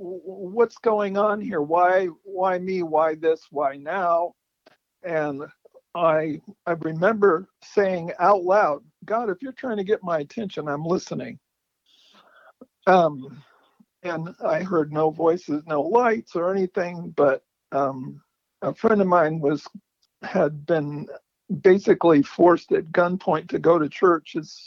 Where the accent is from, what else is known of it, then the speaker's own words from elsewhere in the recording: California, United States; also born or lived in San Jacinto / San Diego / Sacramento / San Francisco; now in Arizona and Oregon, United States; I was born in 1944. I grew up in California.